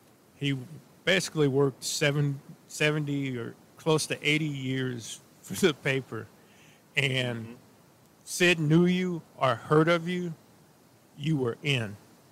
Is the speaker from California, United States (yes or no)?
no; St. Louis, Missouri, United States; Now he remembered I was from St. Louis because where he